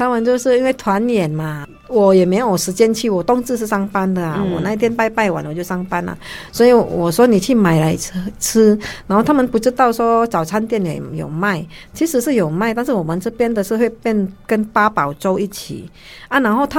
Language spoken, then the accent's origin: Chinese; Taiwan; 是，我是觉得我是习惯了，我们台湾人本来就是很好心